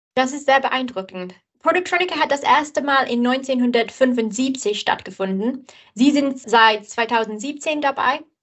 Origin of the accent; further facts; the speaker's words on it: England, United Kingdom; German is a second language; bin ich Engländerin